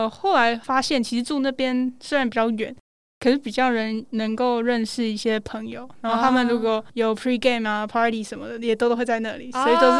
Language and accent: Chinese; United States; 然后因为我从小是住在美国。哦。后来就是有游学去加拿大，嗯，然后欧洲都还没去过